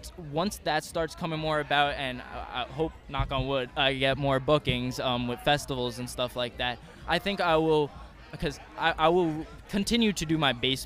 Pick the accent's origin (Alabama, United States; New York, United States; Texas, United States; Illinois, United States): New York, United States; moved away as an adult; now in Orlando, United States; I was born and raised in New York